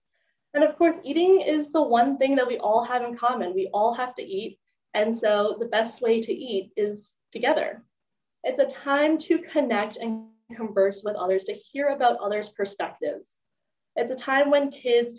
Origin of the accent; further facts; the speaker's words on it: Maryland, United States; I'm from Maryland